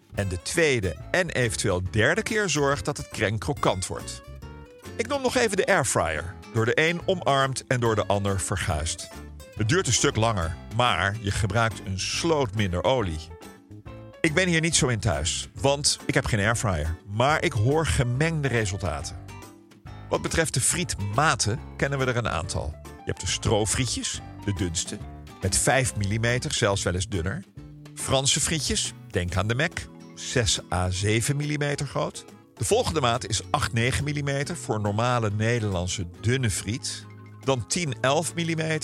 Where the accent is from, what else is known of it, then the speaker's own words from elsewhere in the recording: Ouderkerk, Netherlands; mijn geboortedorp Oudekerk